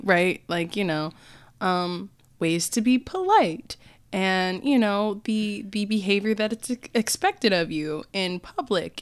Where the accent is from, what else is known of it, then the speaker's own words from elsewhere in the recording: United States; as an American